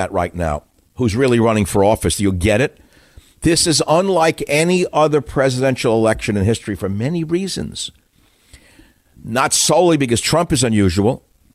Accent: New York City, New York, United States; moved away; I grew up in New York City

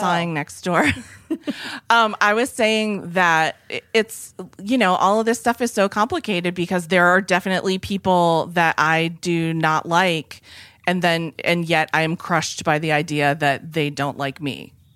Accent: New England, United States; I come from New England

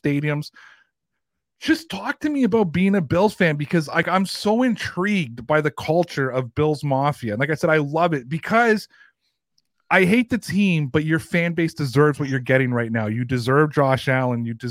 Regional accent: Toronto, Ontario, Canada; I'm from Toronto. I'm from the 416, not the 716, but I'm from the 416

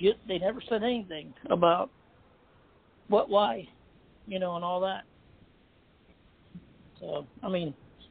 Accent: Charleston, United States; right here in my hometown

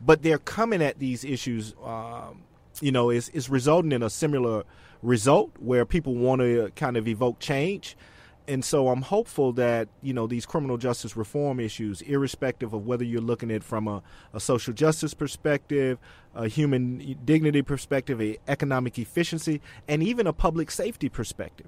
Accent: Alabama, United States; moved away; back in my home state in Alabama

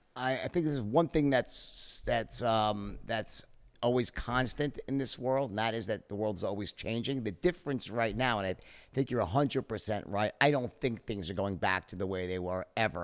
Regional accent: Long Island, New York, United States; when I was very young, we grew up in Long Island, both of us

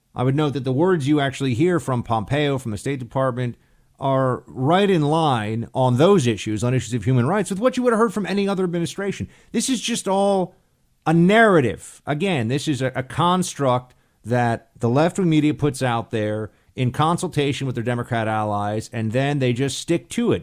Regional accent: New York, United States; moved away; think of myself as a New Yorker

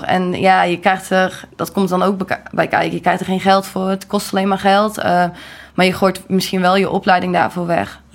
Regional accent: Gorinchem, South Holland, Netherlands; Ik ben geboren in Gorkum

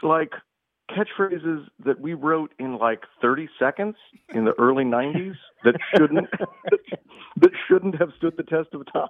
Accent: Oak Park, Illinois, United States; This is my hometown.

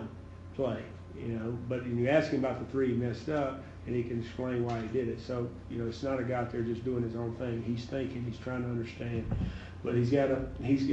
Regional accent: the South, United States; now in Colorado, United States; I'm from the South

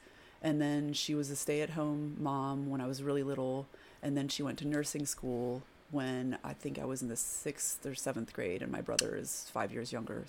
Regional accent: Davidson, North Carolina, United States; first language French; English is a second language; also born or lived in Maine / France; now in Winston-Salem, United States; And so I basically grew up in Davidson and then moved back and forth between Davidson and various places in France

